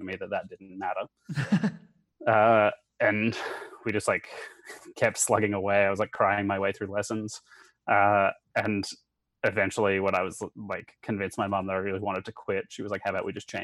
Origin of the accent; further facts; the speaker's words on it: Brisbane, Queensland, Australia; moved away as an adult; also born or lived in Santiago, Chile / New York / Connecticut / Florida; now in Arizona, United States; I was born in Brisbane, but then I grew up in Latin America. And then on just before my sixth birthday, we moved back to Australia